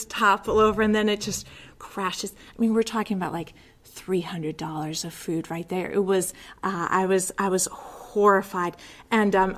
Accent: Connecticut shoreline, United States; I grew up on the Connecticut shoreline

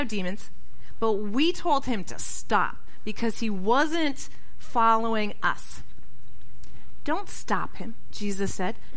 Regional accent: Connecticut, United States; moved away; of my pastor from growing up in Connecticut

